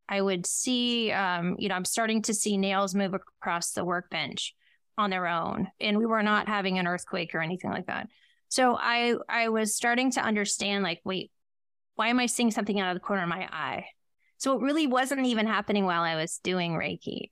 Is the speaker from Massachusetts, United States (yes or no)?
no; Ohio, United States; I was born in Ohio